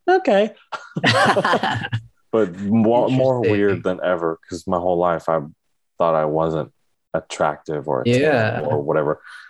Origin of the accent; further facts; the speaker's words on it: Oregon, United States; I grew up in Oregon, white suburbia, where we weren't seen as attractive.